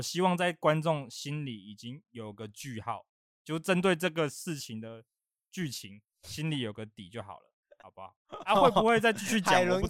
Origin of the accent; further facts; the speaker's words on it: northern Taiwan, Taiwan; moved away; 就因为我是北部人，然后我在台中生活，